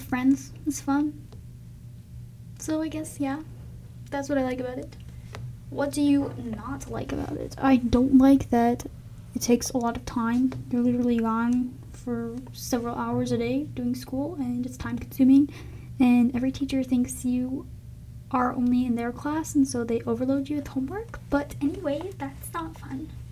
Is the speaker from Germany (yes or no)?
no; Elk River, Minnesota, United States; also born or lived in Sartell, Minnesota / St. Paul, Minnesota; I was born in Sartell, Minnesota, and moved to Elk River when I was about two